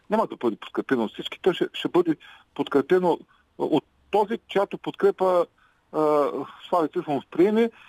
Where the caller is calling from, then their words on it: Ruse, Ruse Province, Bulgaria; Здравейте, здравейте госпожо Великова